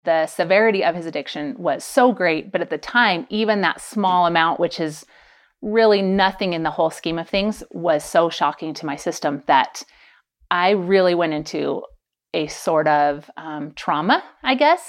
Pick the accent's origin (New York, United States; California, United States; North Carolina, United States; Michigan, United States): California, United States; Pleasanton; moved away; also born or lived in Idaho / St. George, Utah; I grew up in California, the Bay Area, and then lived twenty years in Idaho